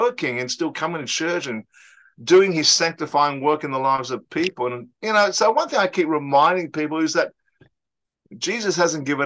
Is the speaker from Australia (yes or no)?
yes; Australia; I'm Australian-born Chinese